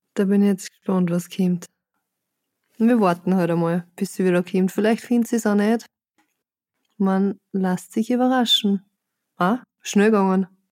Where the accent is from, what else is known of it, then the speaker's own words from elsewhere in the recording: Austria; als Österreicherin